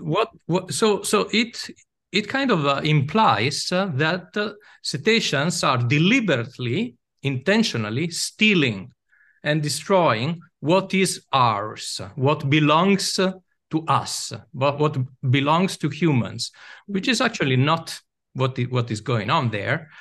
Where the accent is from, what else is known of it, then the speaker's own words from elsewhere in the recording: Venice, Veneto, Italy; I'm from Italy. I was born in Venice